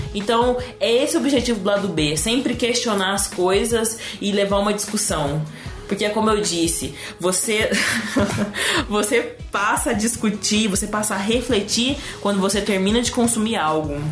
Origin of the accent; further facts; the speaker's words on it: São Paulo, Brazil; accent: interior, rolled/caipira R; moved away as an adult; E eu sou do interior, né? Vocês vão perceber no meu sotaque em puxar o R